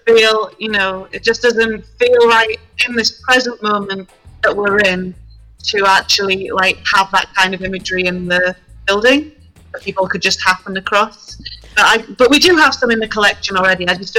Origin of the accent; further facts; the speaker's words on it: Yorkshire and the Humber, United Kingdom; I'm mixed race. I'm Nigerian and also from Yorkshire.